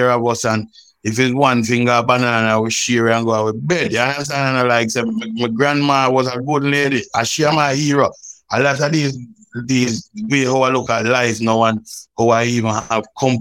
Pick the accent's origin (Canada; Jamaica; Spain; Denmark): Jamaica; Roses Valley near Balaclava, St. Elizabeth; when I grew up, my grandmother still, you know, it wasn't that rough because up in that countryside, it's a place called Roses Valley near Balaclava in St. Elizabeth